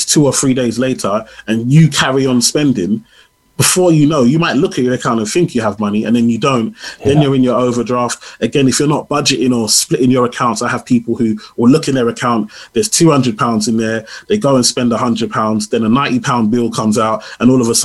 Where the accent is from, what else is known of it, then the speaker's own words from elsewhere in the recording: Nigeria; I'm Nigerian